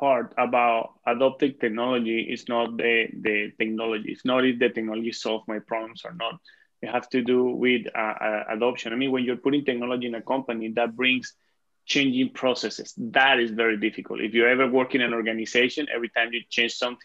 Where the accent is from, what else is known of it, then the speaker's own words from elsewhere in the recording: Venezuela; English is a second language; moved away as an adult; now in Canada; I live in Canada, but I'm originally from Venezuela.